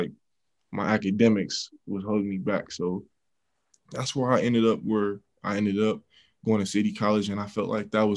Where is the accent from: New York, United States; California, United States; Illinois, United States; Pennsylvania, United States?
California, United States; Oakland; also born or lived in Brentwood, California; I got to Brentwood my freshman year in high school. Man, I was coming from Oakland, and I just got to Brentwood